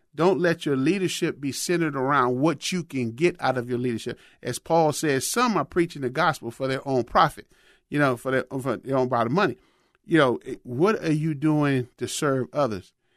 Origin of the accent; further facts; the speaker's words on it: Chicago, Illinois, United States; growing up in Chicago